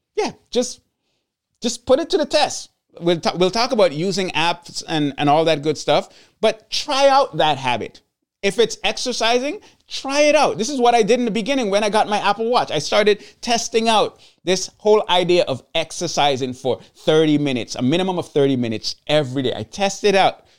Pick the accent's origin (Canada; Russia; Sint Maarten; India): Sint Maarten; I'm from Saint Martin, and I'm from the Dutch side of Saint Martin